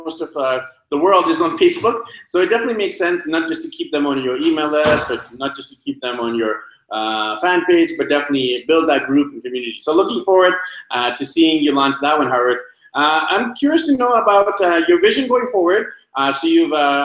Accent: Vancouver, British Columbia, Canada; moved away as an adult; now in Medellin, Colombia; my hometown of Vancouver, BC, Canada

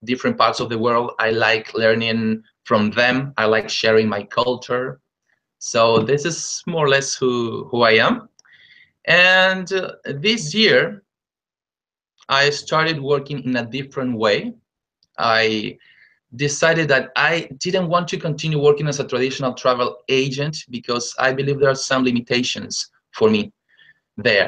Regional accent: Lima, Peru; I'm originally from Peru. I was born and raised in Lima, the capital city

